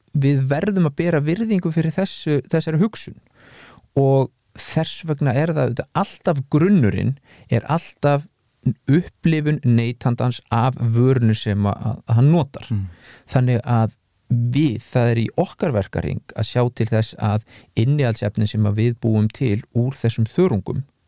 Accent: Iceland; við Íslandingar

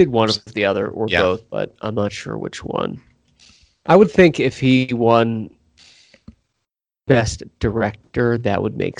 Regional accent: Pennsylvania, United States; the hometown I grew up in Pennsylvania

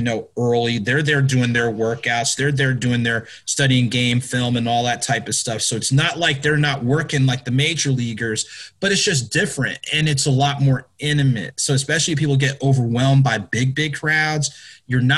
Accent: New Jersey, United States; I grew up in Jersey

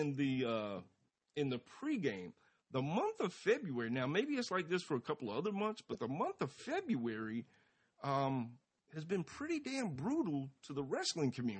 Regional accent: Atlanta, Georgia, United States; as a kid, especially growing up in Atlanta

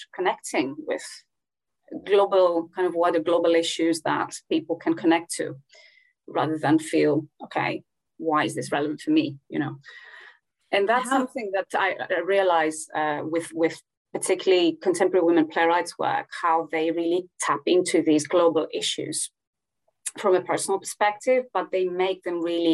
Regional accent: Greece; I come from Greece

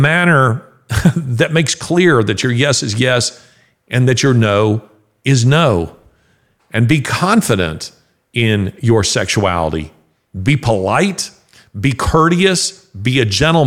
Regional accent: the South, United States; I'm a Southerner

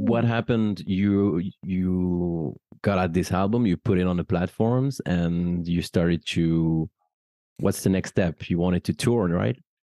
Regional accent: France; as a French person

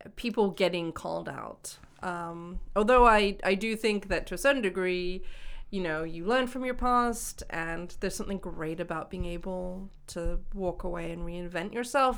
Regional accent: Washington, United States; moved away; also born or lived in Hong Kong / Boston; growing up in Washington State

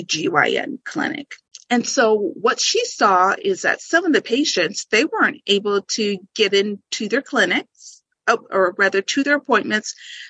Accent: Nebraska, United States; also born or lived in Tokyo, Japan; so then I was raised here. I was actually born overseas while my dad was in the military.

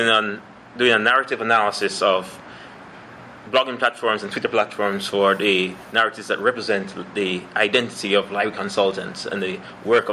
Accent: Kingston, Jamaica; moved away as an adult; now in London, Canada; I'm from the Kingston, Jamaica, where I did my master's degree in library and information studies.

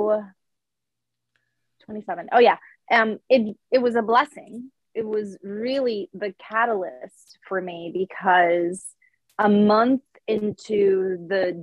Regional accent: Puerto Rico; born or raised there; English is a second language; moved away as an adult

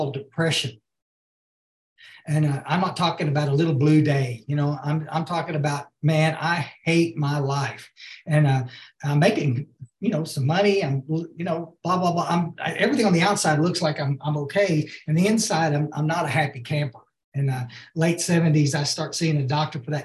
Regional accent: Hill Country, Texas, United States; also born or lived in Houston; I grew up here in the Hill Country

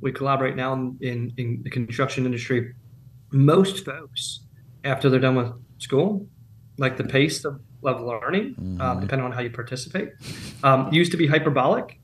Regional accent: Pennsylvania, United States; now in Charleston, United States; I'm from Pennsylvania. Ben and I are from Pennsylvania originally.

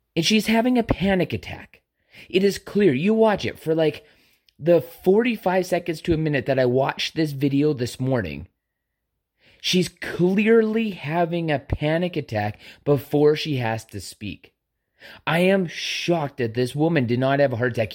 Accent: Canada; a Canadian citizen

